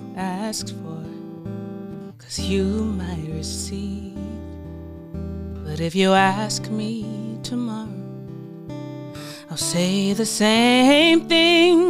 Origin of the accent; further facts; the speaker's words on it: South Carolina, United States; now in Atlanta, United States; I'm from South Carolina.